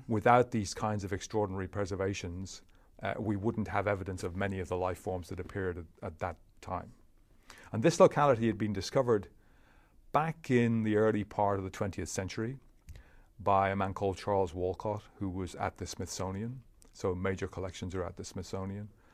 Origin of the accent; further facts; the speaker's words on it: Leinster, Ireland; moved away as an adult; also born or lived in Cambridge; I was raised in Ireland